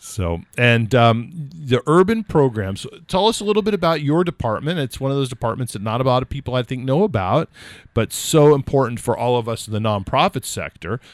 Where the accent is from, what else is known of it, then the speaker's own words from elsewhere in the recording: California, United States; now in New Hampshire, United States; I grew up in California